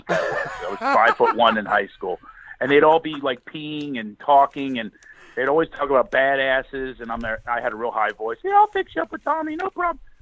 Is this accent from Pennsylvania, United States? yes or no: yes; Philadelphia, Pennsylvania, United States; my hometown of Philly